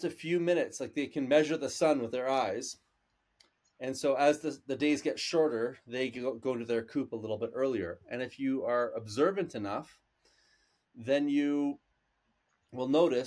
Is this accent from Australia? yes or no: no; Canada; we're Canadian